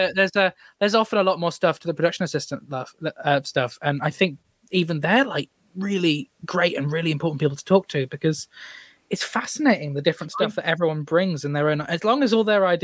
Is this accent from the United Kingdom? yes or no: yes; Shrewsbury, West Midlands, United Kingdom; I'm a Shrewsbury lad at heart